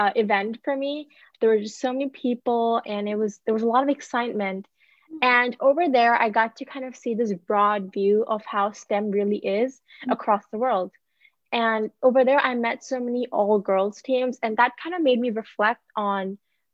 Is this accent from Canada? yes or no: no; India; moved away; I'm from India